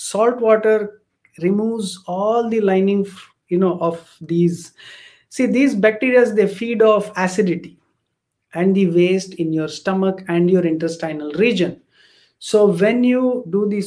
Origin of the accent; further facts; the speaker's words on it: South India, India; I come from the Brahmin, Gaur Saraswat Brahmin community from South India